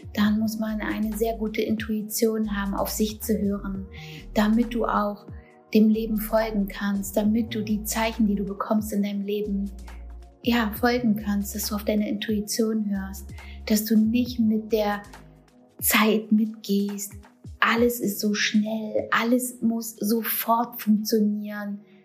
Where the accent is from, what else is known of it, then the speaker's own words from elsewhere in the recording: Germany; moved away as an adult; now in Turkey; ich bin Deutsche